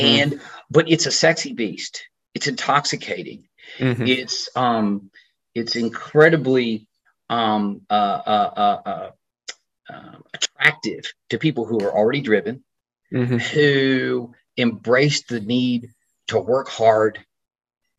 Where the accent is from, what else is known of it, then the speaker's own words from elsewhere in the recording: Tyler, Texas, United States; I'm from Tyler, Texas